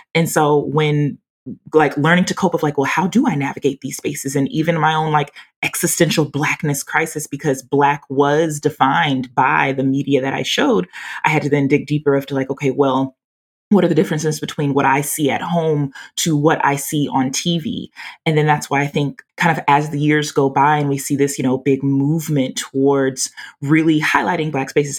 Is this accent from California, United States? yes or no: no; Louisiana, United States; accent: southern country drawl; now in Texas, United States; I'm from Louisiana and I'm currently in Texas.